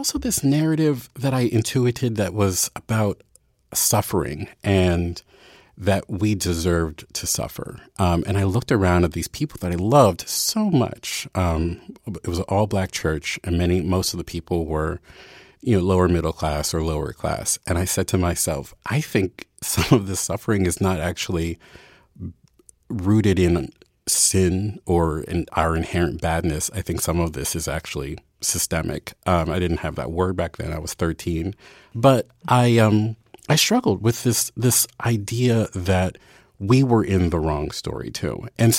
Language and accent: English; Baltimore, Maryland, United States; There were many years where every white person I met who I told I was from Baltimore, they would say, I love The Wire.